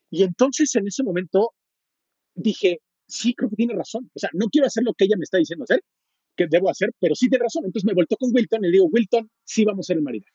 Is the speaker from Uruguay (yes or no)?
no; Mexico; yo soy mexicano, tengo 38 años